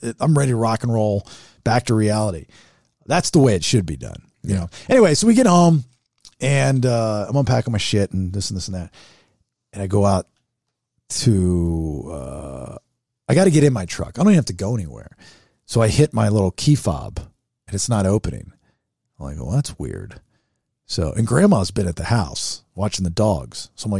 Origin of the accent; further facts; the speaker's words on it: California, United States; now in Egypt; I live in Egypt now, yeah. But I'm originally from Orange County.